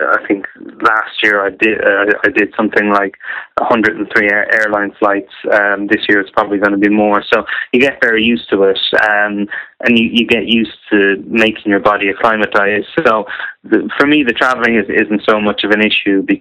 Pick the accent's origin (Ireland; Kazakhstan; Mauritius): Ireland; now in Northamptonshire, United Kingdom; I'm Irish, but I reside in Northamptonshire